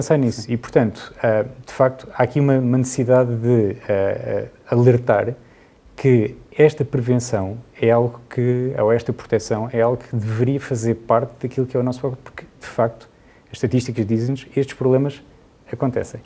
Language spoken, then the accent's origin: Portuguese; Portugal; nós aqui somos muito portugueses